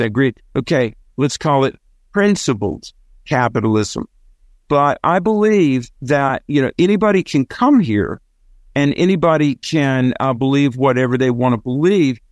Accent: the South, United States; accent: southern; my southern accent

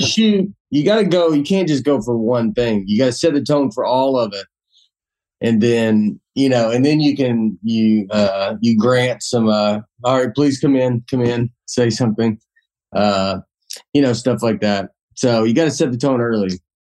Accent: Old Hickory, Tennessee, United States; moved away as an adult; also born or lived in New York; I'm from Old Hickory, Tennessee

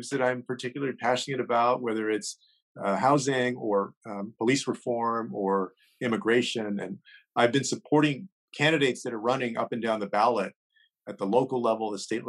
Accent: San Antonio, Texas, United States; here in my hometown

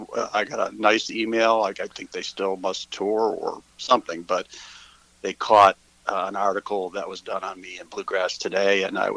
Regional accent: Ohio, United States; moved away as an adult; also born or lived in Athens, Ohio / eastern Kentucky / Georgia; now in Hilton Head Island, United States; I've lived in Ohio where I grew up and went to school at Ohio University in Athens, Ohio, in Appalachia area. And then I lived in Kentucky for a good while, eastern Kentucky, and also Georgia. And now I live near the beach.

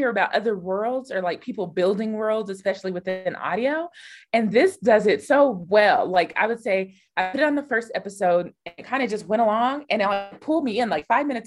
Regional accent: Denver, Colorado, United States; I'm from Denver

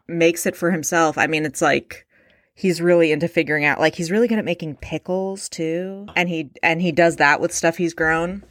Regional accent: Alameda, California, United States; I grew up in Alameda, California, home of the original Chevy's Tex-Mex

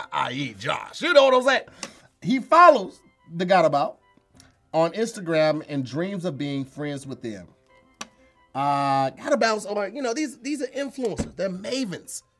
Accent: Midwest, United States; I'm from the Midwest.

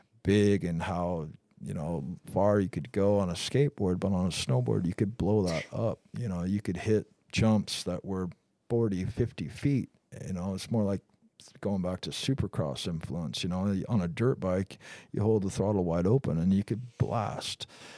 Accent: Pacific Northwest, United States; Growing up in the Northwest with Dave and Todd, you know, riding for Liptek and Gnu, we spent a lot of time together.

